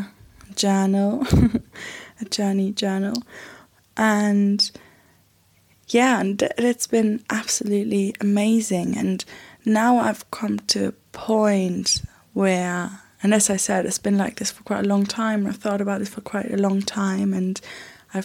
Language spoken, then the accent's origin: English; Germany; moved away as an adult; now in London, United Kingdom; I live in London. I am from Germany.